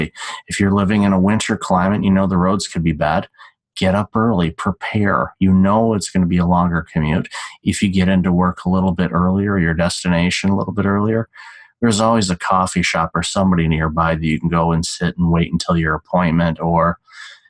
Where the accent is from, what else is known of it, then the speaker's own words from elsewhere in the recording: Detroit, Michigan, United States; moved away; also born or lived in Chicago; Growing up in Detroit, Motown runs through my veins